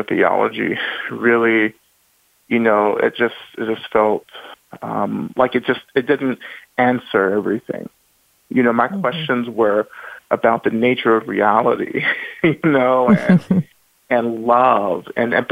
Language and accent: English; Rome, Georgia, United States; I was born in North Georgia, in Rome, Georgia